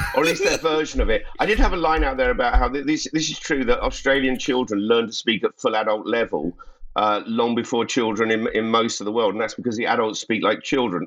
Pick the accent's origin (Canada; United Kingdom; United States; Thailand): United Kingdom; London; I'm a Londoner